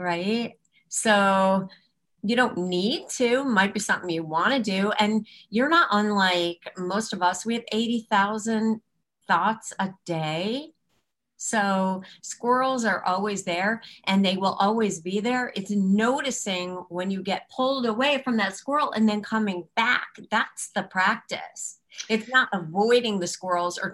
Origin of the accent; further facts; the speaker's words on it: Chicago, Illinois, United States; moved away as an adult; now in Baltimore, United States; We're from Chicago.